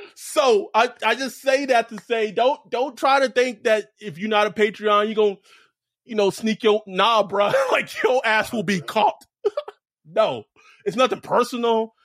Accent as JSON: {"language": "English", "region": "Texas", "country": "United States", "tie": "born or raised there", "also_born_or_lived": "Los Angeles", "moved": "yes", "said": "I was born in Texas. I, I grew up around Cowboys fans in the 90s"}